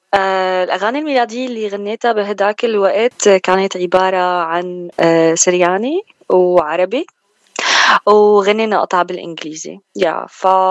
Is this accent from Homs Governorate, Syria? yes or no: yes; Zaidal, Homs Governorate, Syria; moved away as an adult; now in United States; أنا بالأصل من سوريا من حمص من ضيعة اسمها زيدل